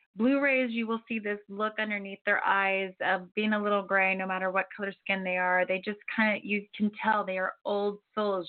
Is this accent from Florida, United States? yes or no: yes; Florida, United States; now in Santa Barbara, United States; I'm from Florida.